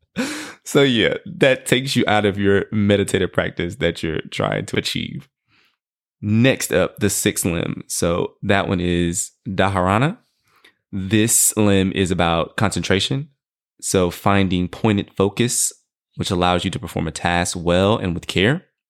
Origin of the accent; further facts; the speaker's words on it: Houston, Texas, United States; I'm from Houston, Texas